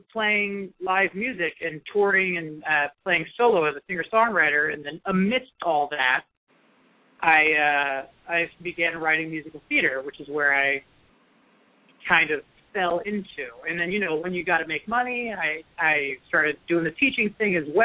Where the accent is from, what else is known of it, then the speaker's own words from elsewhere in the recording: Marin County, near San Francisco, California, United States; my hometown near San Francisco, Marin County